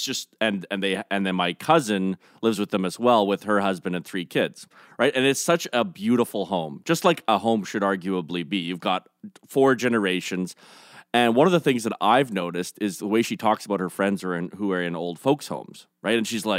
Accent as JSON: {"language": "English", "country": "Canada", "said": "But honestly, I think that's one of the best things about being Canadian."}